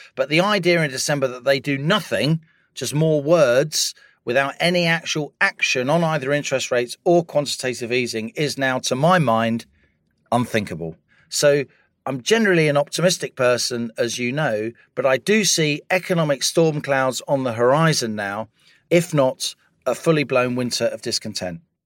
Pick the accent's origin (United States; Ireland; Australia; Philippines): Ireland; moved away; also born or lived in London; as an Irish person during the seventies and eighties